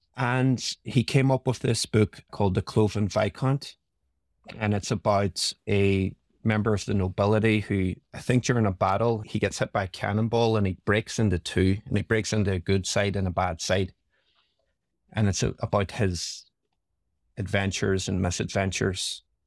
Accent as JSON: {"language": "English", "town": "Derry", "region": "Northern Ireland", "country": "United Kingdom", "tie": "born or raised there", "said": "grew up in Northern Ireland in a town called Derry"}